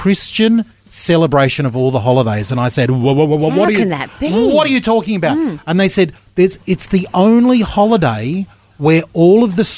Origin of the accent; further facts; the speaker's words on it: Australia; Growing up in Australia